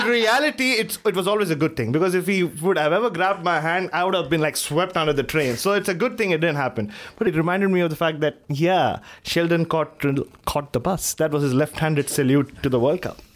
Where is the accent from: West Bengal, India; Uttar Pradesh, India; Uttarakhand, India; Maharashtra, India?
Maharashtra, India; Mumbai; growing up in Bombay